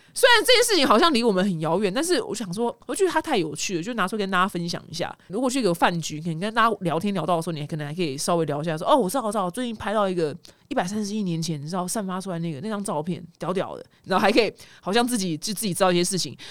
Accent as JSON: {"language": "Chinese", "country": "Taiwan", "said": "因为台湾人没有这种拥抱的习惯，所以我那时候把这习惯带回来的时候呢"}